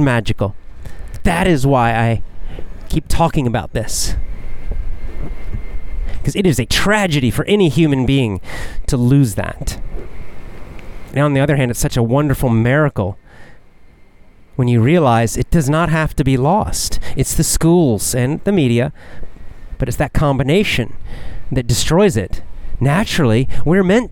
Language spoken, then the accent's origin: English; United States; I'm American, so we learned American history